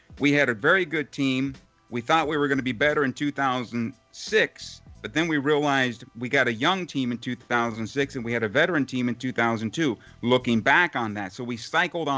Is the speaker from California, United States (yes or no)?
yes; San Diego, California, United States; And I grew up in San Diego